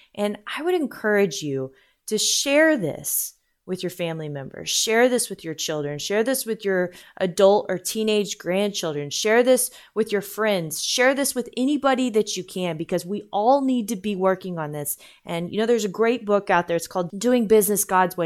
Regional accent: United States

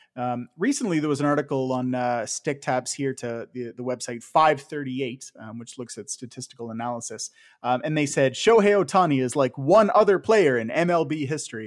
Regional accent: Ontario, Canada; you and I growing up in Ontario

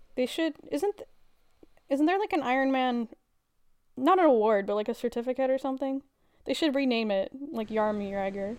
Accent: Edmonton, Alberta, Canada; I am from Edmonton

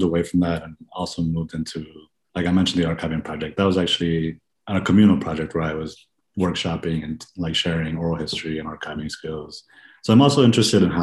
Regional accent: San Antonio, Texas, United States; moved away as an adult; also born or lived in Honduras; now in Chicago, United States; I was raised in San Antonio, in Tejas, Texas

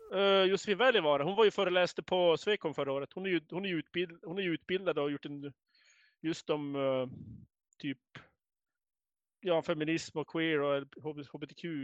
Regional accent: Norrland, Sweden; Vi är ju norrlänningar så vi är väldigt tysta

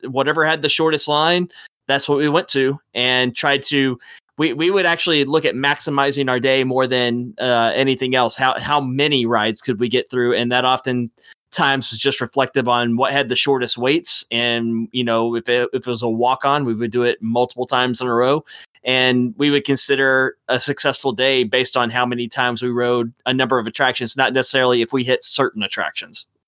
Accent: Dallas, Texas, United States; born and raised here in Dallas, Fort Worth, Texas

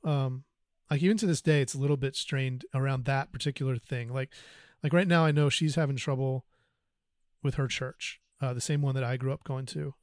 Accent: North Carolina, United States; I grew up in North Carolina

